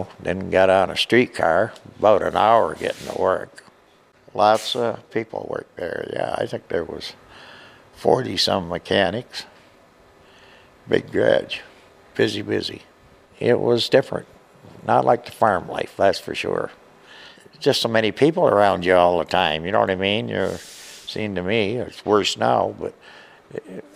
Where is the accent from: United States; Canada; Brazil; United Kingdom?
Canada; near Tillsonburg, Ontario; I was home on the farm, helped working with my dad in tobacco